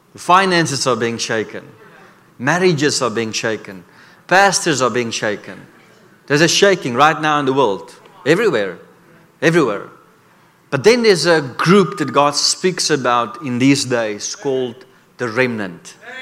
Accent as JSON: {"language": "English", "country": "South Africa", "said": "I come from Africa"}